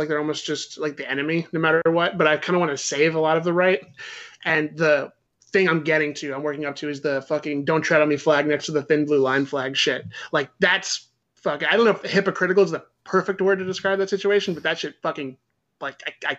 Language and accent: English; Canada; And yeah, and you know, I'm Canadian, so fucking I love hockey and whatever else his stupid shit was.